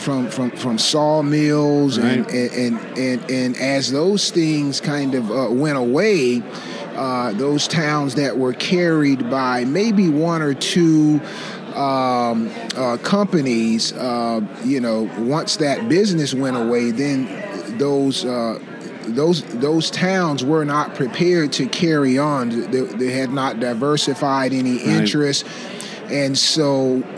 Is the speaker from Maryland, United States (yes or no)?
no; Jacksonville, Florida, United States; I'm from Jacksonville